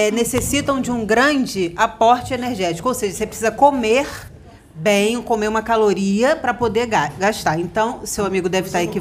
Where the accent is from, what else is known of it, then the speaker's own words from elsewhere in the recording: Portugal; Eu sou português.